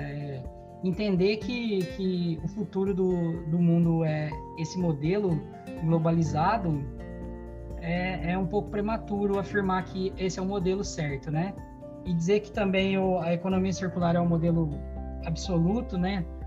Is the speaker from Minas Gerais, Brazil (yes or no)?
no; Batatais, São Paulo, Brazil; moved away as an adult; now in Italy; Vivi minha vida toda em Batatais